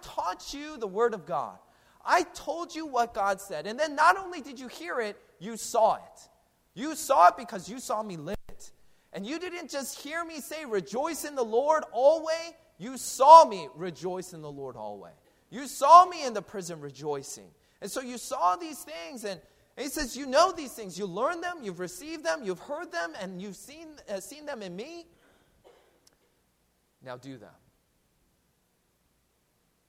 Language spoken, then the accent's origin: English; Seattle, Washington, United States; now in New Jersey, United States; I'm from Seattle